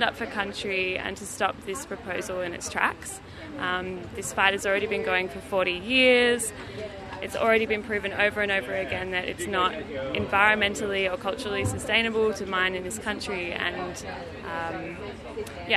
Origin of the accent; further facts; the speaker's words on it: Melbourne, Victoria, Australia; I'm from Melbourne.